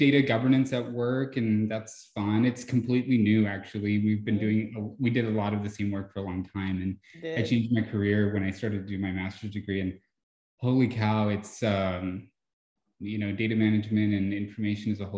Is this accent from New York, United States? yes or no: no; Iraan, Texas, United States; also born or lived in Mexico; now in San Antonio, United States; I lived in a very small town in West Texas. It's called Ira Ann.